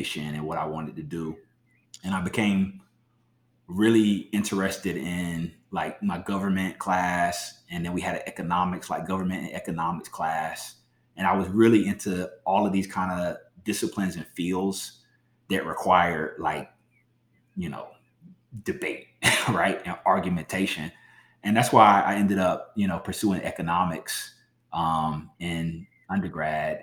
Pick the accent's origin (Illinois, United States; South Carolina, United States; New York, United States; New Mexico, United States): South Carolina, United States; moved away as an adult; also born or lived in Philadelphia / Milwaukee; I grew up in South Carolina